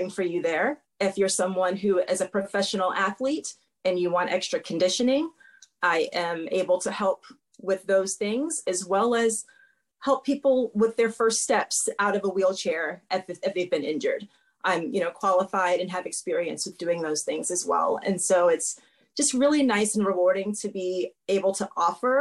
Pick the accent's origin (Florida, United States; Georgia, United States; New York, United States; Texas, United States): Florida, United States; moved away as an adult; also born or lived in Miami, Florida; now in Norfolk, Virginia, United States; I'm from Florida, so a large amount of the population of people who I was around and dealt with were people who spoke another language than me naturally at home